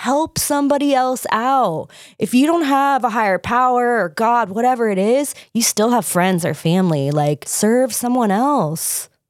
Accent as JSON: {"language": "English", "town": "Lake Forest", "region": "California", "country": "United States", "tie": "born or raised there", "said": "I grew up in Southern California, mm-hmm. In Lake Forest, actually. I still call it El Toro."}